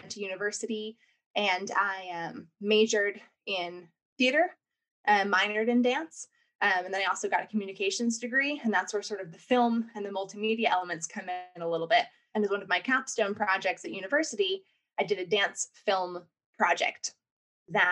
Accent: New York, United States; accent: American; moved away as an adult; also born or lived in New Orleans / Los Angeles; now in United Kingdom; I'm clearly, from my accent, American. I was born and raised in New York

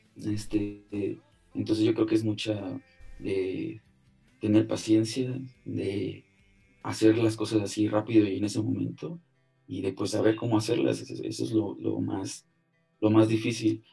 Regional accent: Altamira, Tamaulipas, Mexico; also born or lived in Ébano, San Luis Potosí; now in Mexico City, Mexico; yo nací en Ébano, San Luis Potosí, pero toda mi vida vivía en, en Altamira, Tamaulipas, cerca de Tampico

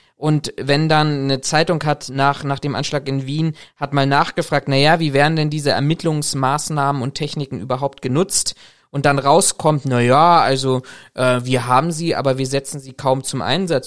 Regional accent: Berlin, Germany; als Berliner

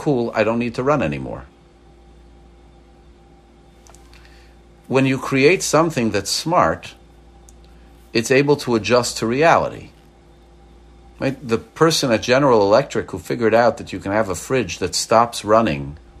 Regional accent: Montreal, Quebec, Canada; now in Maryland, United States; I grew up in Montreal, but you know, I left Montreal 38 years ago. My body's thermostat changed to be able to take Maryland humidity instead of Canadian frigidity

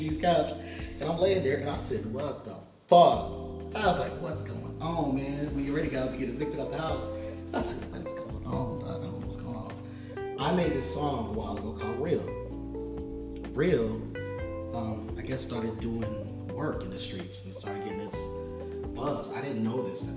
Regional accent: Los Angeles, California, United States; you from LA, right? I was like, yeah.

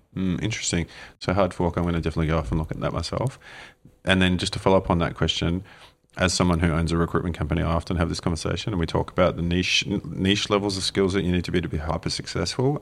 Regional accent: Australia; now in New Zealand; As an Aussie growing up, you know there were so many regions in Australia

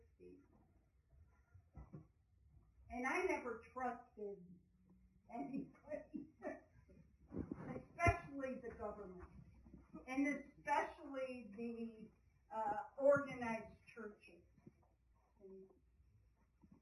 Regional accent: California, United States; I'm from California

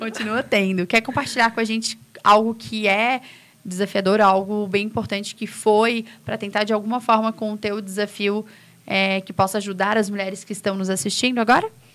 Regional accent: São José, Santa Catarina, Brazil; moved away as an adult; now in Santo Amaro da Imperatriz, Brazil; Eu sou lá de São José e agora minha vida está aqui

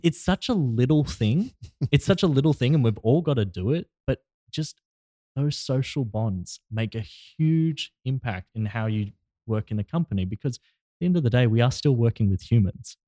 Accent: Australia; now in Los Angeles, United States; all the way from my home country.

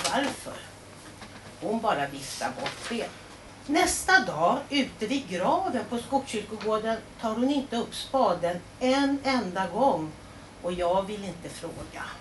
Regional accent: Karlstad, Värmland, Sweden; Men jag växte upp i Karlstad

